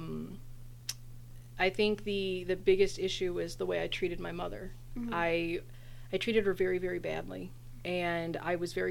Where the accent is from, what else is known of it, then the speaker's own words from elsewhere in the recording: Texas, United States; also born or lived in Corpus Christi, Texas; now in Phoenix, United States; I'm originally from Texas